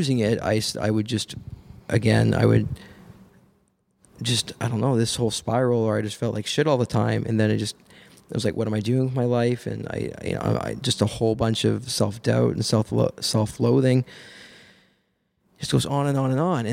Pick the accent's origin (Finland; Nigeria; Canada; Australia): Canada; Nova Scotia; moved away as an adult; now in Hamilton, Canada; I'm from Nova Scotia originally